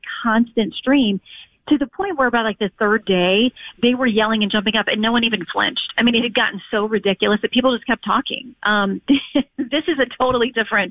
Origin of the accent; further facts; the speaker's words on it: Sanford, Florida, United States; I was born in Sanford, right outside of Orlando